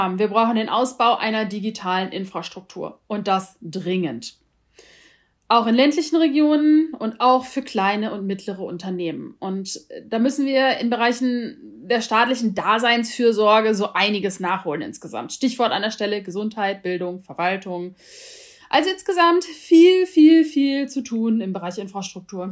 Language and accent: German; Germany; bei uns in Deutschland